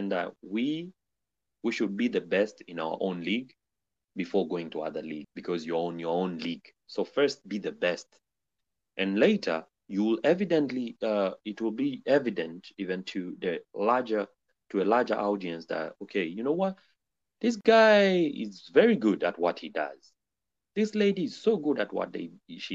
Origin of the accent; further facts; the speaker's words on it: Arusha, Tanzania; moved away as an adult; now in Xi'an, China; I come from a region where I think, if not me calling it, maybe it's cold like that, but it is also the Geneva of Africa. I'm coming from Arusha city.